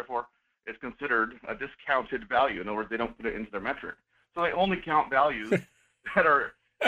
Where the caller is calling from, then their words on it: Fairbanks, Alaska, United States; Good morning. This is … from Fairbanks.